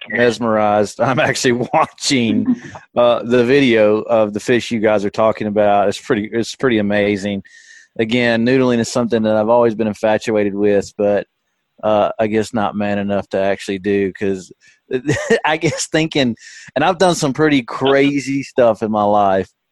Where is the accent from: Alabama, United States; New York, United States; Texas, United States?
Alabama, United States; the Shoals; I grew up in the Shoals, which is on, you know, Pickwick